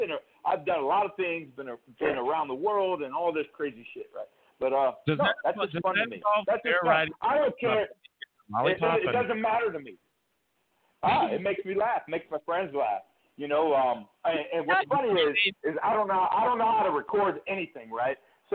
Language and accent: English; Cleveland, Ohio, United States; I'm from Cleveland, Ohio, right?